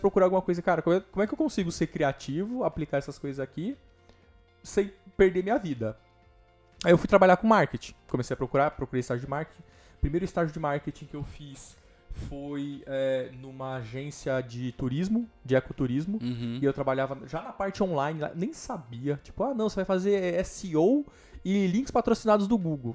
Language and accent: Portuguese; Greater São Paulo, Brazil; also born or lived in Osasco / Barueri / Itapevi; eu nasci Osasco, morei em Barueri até meus dois anos. Depois eu fui morar na Coab do Candário, que é aqui em São Paulo